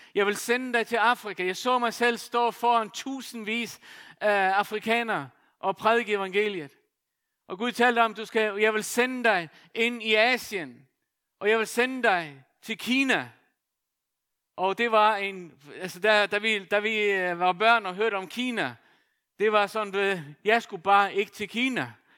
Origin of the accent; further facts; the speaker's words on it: Faroe Islands; now in Denmark; født og opvokset på Færøerne